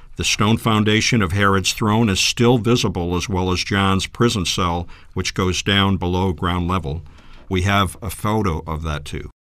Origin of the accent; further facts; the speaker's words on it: New England, United States; I grew up in the Northeast in New England and was born into an Italian family